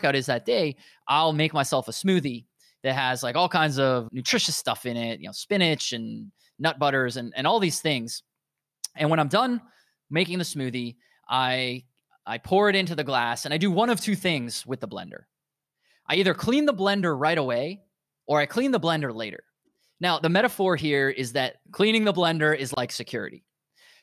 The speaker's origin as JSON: {"language": "English", "country": "United States", "accent": "American", "said": "I'm obviously American, as you can guess by my accent."}